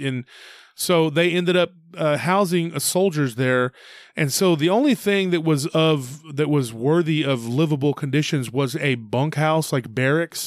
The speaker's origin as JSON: {"language": "English", "town": "Taylor", "region": "Texas", "country": "United States", "tie": "born or raised there", "said": "we used to ship a lot of cotton out of my hometown."}